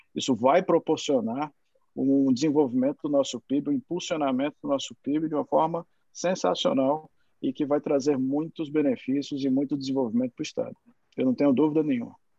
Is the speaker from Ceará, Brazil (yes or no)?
yes; Ceará, Brazil; como cearense